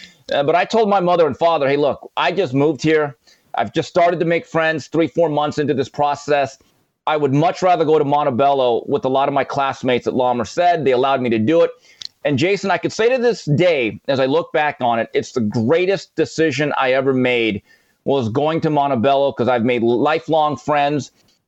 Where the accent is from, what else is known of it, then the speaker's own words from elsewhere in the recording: Seoul, South Korea; born there; Yes, let's go all the way back. I was actually born in Seoul, Korea.